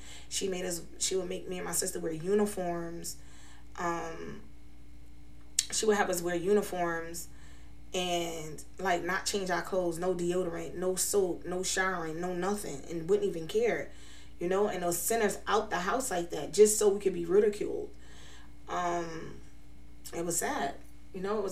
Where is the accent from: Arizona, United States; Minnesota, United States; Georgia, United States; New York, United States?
New York, United States; New York City; now in Scranton, United States; I was born and raised in New York City. I'm currently residing in Scranton, Pennsylvania.